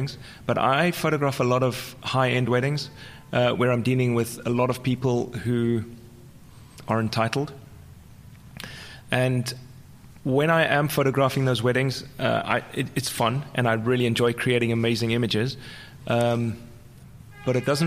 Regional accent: South Africa; first language English; moved away; also born or lived in Amsterdam; I'm from South Africa, so I know what corruption's about.

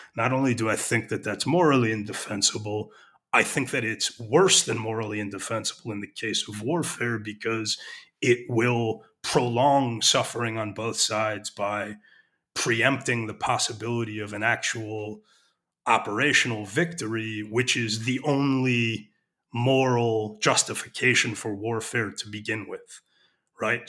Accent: United States; moved away as an adult; now in Israel; I'm an American.

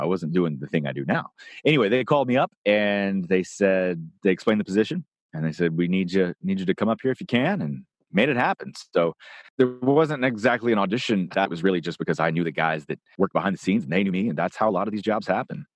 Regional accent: Nashville, Tennessee, United States; moved away; also born or lived in Los Angeles; growing up in Nashville

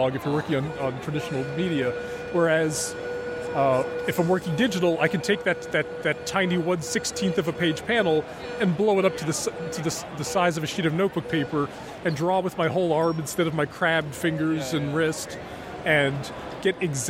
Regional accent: Portland, Oregon, United States; Rose City Comic Con, which is my hometown show

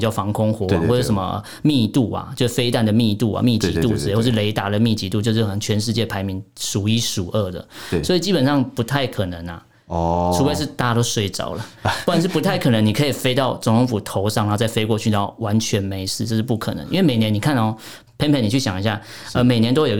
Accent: Taiwan; 因为就就我一个台湾人来讲，呃，台湾人在看到所谓的比如说共机

